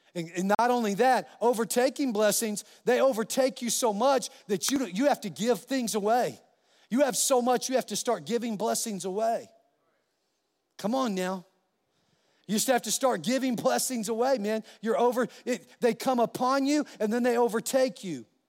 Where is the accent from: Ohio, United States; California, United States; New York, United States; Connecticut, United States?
California, United States; now in New Mexico, United States; I'm a Californian. I, by birth, and, uh, a New Mexican by choice, because this is my home state. But I was born in California.